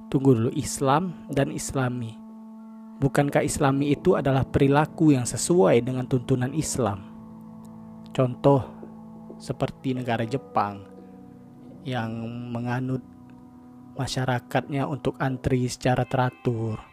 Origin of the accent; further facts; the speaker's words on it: Jambi, Indonesia; first language Jambi Malay; Kalau bahasa Jambinya, bahasa daerah saya, agak-agak dikit muncung tuh bos.